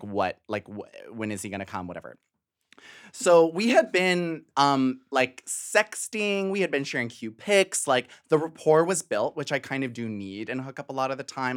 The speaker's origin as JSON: {"language": "English", "town": "Western Springs", "region": "Illinois", "country": "United States", "tie": "born or raised there", "also_born_or_lived": "Chicago", "moved": "yes", "lives_now": "Brooklyn, United States", "said": "I was born in the South Side, raised in the suburbs"}